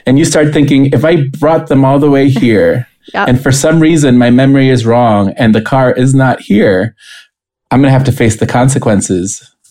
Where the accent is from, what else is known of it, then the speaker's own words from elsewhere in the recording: Costa Rica; moved away as an adult; also born or lived in St. Louis, United States; now in United States; I'm originally from Costa Rica, and I had moved to the United States to be in college.